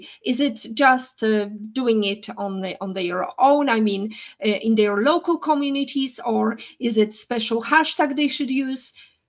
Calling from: Turks & Caicos Islands; English is a second language; I'm sure it's not as warm as here in Grand Terre, where I'm calling from in TCI, beautiful by nature.

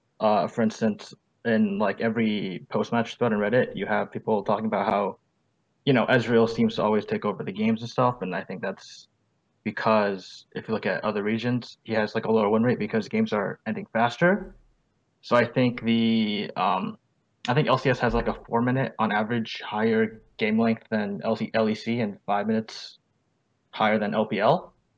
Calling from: New Orleans, Louisiana, United States; New Orleans.

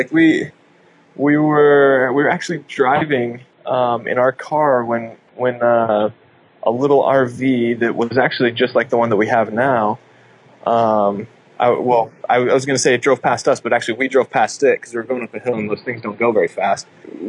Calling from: Shasta Lake, California, United States; So right now we are on Shasta Lake. So it's in Northern California, just like north of Redding, California

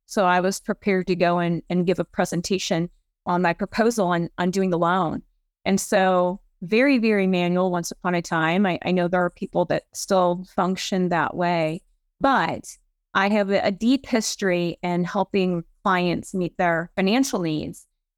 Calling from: St. Louis, Missouri, United States; I am dialing in from beautiful St. Louis, Missouri.

